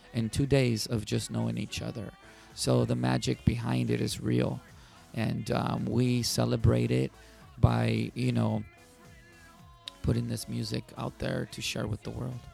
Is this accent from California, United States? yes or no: yes; San Diego, California, United States; growing up in San Diego